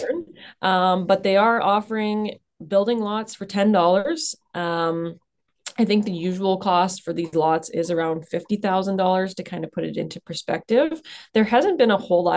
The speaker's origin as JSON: {"language": "English", "region": "Southern Ontario", "country": "Canada", "moved": "as an adult", "lives_now": "Sudbury, Canada", "said": "I'm actually from Southern Ontario, but I moved up here for school"}